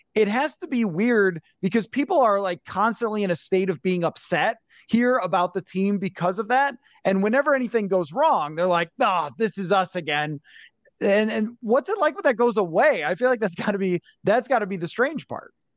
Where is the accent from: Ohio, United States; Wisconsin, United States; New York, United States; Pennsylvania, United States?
New York, United States; Buffalo; now in Minnesota, United States; I'm from Buffalo and then moved to Minnesota